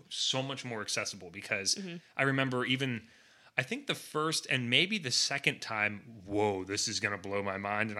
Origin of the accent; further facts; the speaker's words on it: Pennsylvania, United States; moved away; we're originally from PA